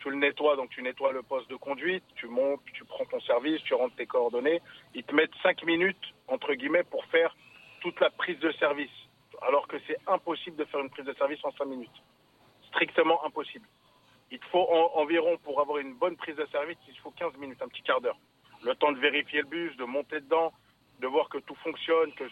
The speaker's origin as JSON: {"language": "French", "town": "Coubron", "region": "Île-de-France", "country": "France", "said": "Moi, je suis de Tremblay, moi, je suis de Coubron"}